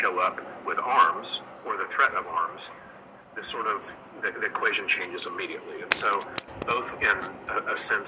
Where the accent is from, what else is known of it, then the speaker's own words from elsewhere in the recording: United States; If you're a young American boy who receives a rifle or shoots with his father, as I did